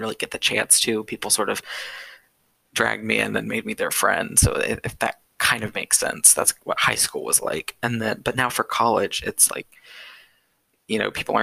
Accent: California, United States; moved away as an adult; now in Texas, United States; I'm in a Texas campus, and I'm from California

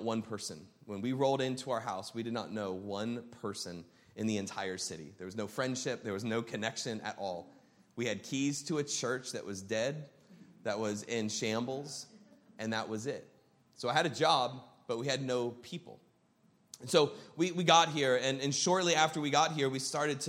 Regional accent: Columbus, Ohio, United States; moved away as an adult; also born or lived in Arizona; now in Burbank, United States; born and raised in Columbus, Ohio

